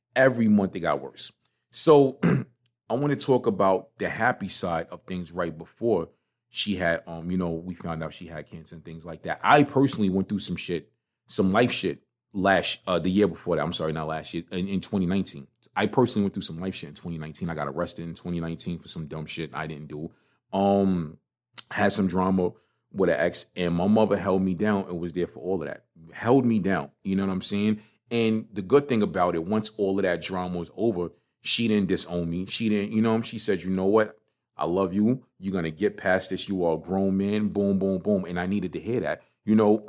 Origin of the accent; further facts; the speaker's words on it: New York City, New York, United States; I grew up in Crown Heights. I grew up right over on Crown in Schenectady, down a block from Utica Avenue